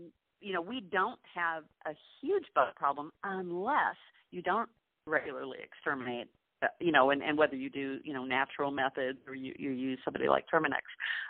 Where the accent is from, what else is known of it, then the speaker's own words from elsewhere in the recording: Milwaukee, Wisconsin, United States; also born or lived in Dallas / Atlanta; now in St. Petersburg, Florida, United States; I grew up in Milwaukee, where, you know, like it snows from essentially from October through April.